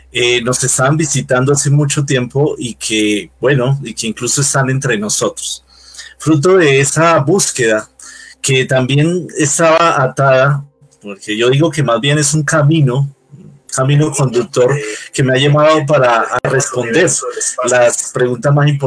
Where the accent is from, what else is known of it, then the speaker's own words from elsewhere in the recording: Bogotá, Bogotá Capital District, Colombia; born there; pues soy ciudadano colombiano, nací en Bogotá, ya tengo ratito en este planeta